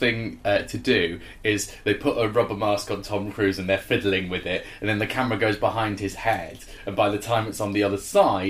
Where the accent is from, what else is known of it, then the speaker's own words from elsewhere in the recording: Yorkshire and the Humber, United Kingdom; And like David, I am from Yorkshire and have a pet.